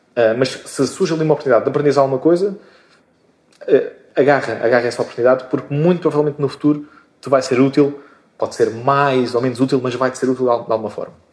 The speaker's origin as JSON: {"language": "Portuguese", "town": "Moita", "region": "Setúbal", "country": "Portugal", "said": "sou, sou português e, e moitense. Moitense, chamada moita do Ribatejo, mas que, na verdade fica na, na Extremadura, ehm, na, agora conhecida margem sul da, da Grande Lisboa"}